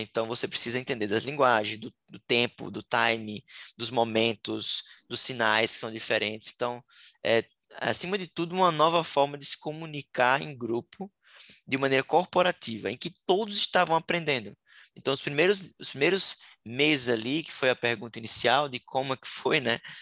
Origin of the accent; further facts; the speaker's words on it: Sergipe, Brazil; moved away as an adult; now in Florianópolis, Brazil; sou é, sergipano, nasci no menor estado do Brasil. Hoje eu moro em Florianópolis já há seis anos